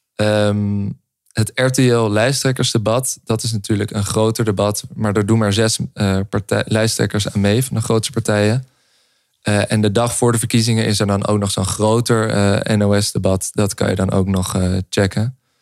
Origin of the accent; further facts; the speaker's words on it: Amsterdam, North Holland, Netherlands; wij eh, opgegroeid in Amsterdam